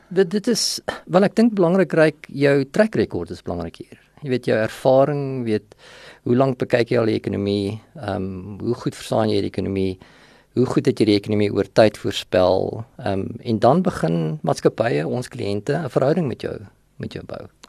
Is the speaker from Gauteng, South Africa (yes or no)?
yes; Vanderbijlpark, Gauteng, South Africa; also born or lived in Sasolburg, Free State; ek is in Sasselburg gebore. Ehm um, en het daar vir 'n rukkie skool gegaan en toe trek ons net oor kant die Varevier na van Nabel toe. En daar het ek my laerskool loopbaan voltooi, hoërskool loopbaan voltooi